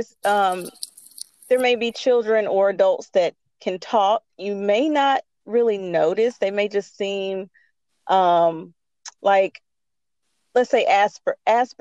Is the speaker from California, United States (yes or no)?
no; Winston-Salem, North Carolina, United States; now in Greensboro, United States; I am originally from Winston-Salem, North Carolina. I grew up in Winston-Salem.